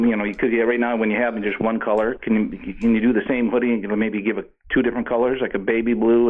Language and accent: English; Minnesota, United States; I'm from Minnesota, where we're the land of the blue.